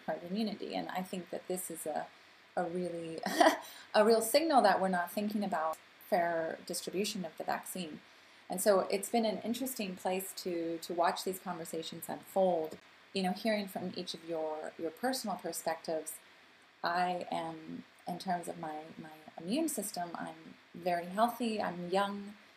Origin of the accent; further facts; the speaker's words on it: United States; also born or lived in Canada; now in Geneva, Switzerland; being an American and Canadian living in Geneva